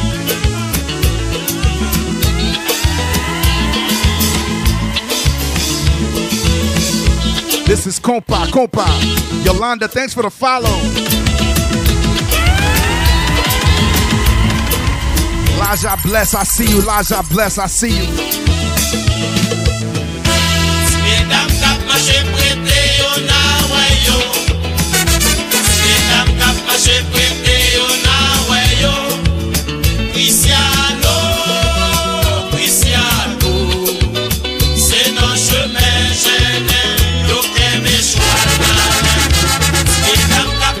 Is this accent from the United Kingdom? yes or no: no; Port-au-Prince, Ouest, Haiti; moved away; I was born in Haiti, born in Port-au-Prince, Haiti.